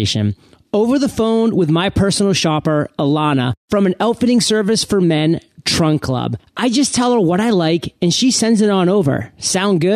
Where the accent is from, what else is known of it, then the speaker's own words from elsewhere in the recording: Maine, United States; born and raised in Maine